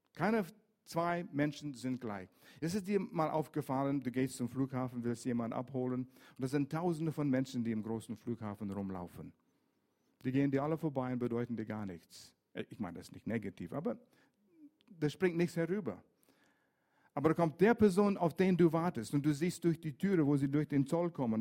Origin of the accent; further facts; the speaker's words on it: Vancouver, British Columbia, Canada; German is a second language; moved away; also born or lived in Lörrach area; Ich bin in Vancouver groß geworden, an der Westküste